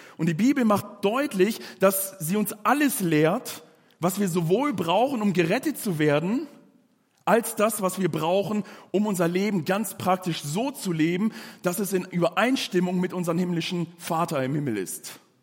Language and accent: German; Germany; bei uns in Deutschland